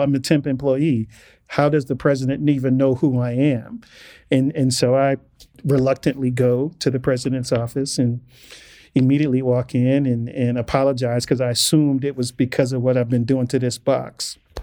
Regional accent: Inglewood, California, United States; as a black male growing up in Inglewood in the 80s

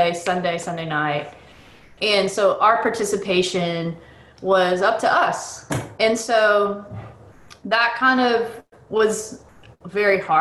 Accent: Boston, Massachusetts, United States; I was born in Boston, and the reason why they were there is because they were helping a church in Lowell, Massachusetts

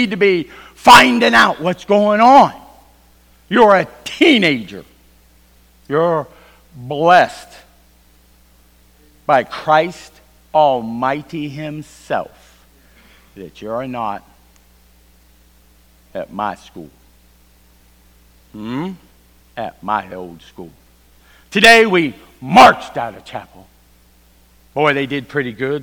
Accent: Virginia, United States; I am from Virginia

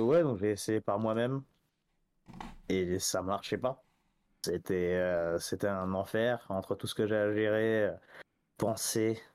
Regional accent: France; also born or lived in Paris; je suis français, j'habite à Paris

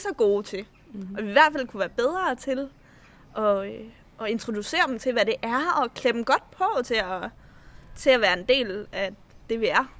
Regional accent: Slagelse, Zealand, Denmark; moved away as an adult; jeg flyttede, øh, fra Slagelse, hvor jeg voksede op

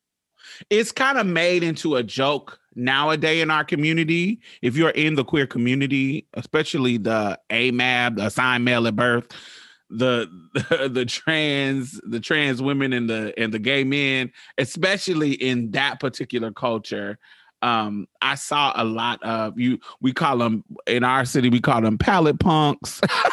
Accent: Midwest, United States; I'm from the Midwest

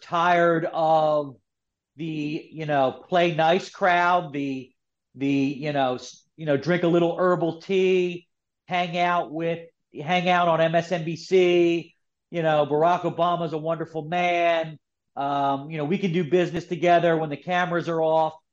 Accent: Philadelphia, Pennsylvania, United States; I'm from Philadelphia, so I grew up with Kobe

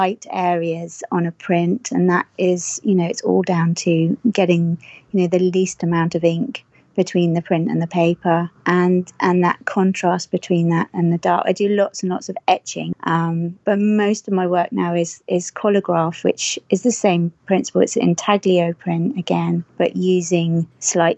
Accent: Herefordshire, West Midlands, United Kingdom; moved away; I grew up in Herefordshire, which is on the border of Wales, for those of you who know Great Britain.

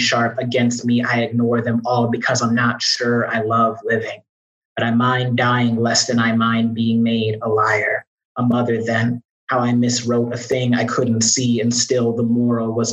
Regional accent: Chicago, Illinois, United States; Chicago, my hometown. Glad to be home

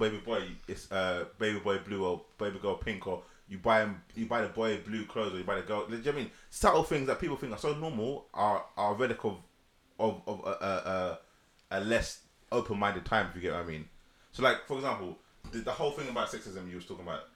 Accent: United Kingdom; I'm black British.

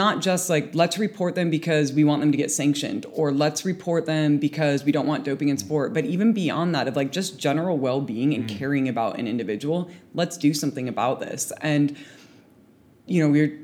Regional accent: United States; moved away as an adult; now in United Kingdom; as an American living in the UK

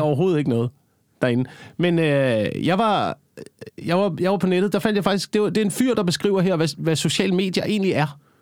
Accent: Slagelse, Zealand, Denmark; now in Copenhagen, Denmark; Slagelse, hvor jeg kommer fra

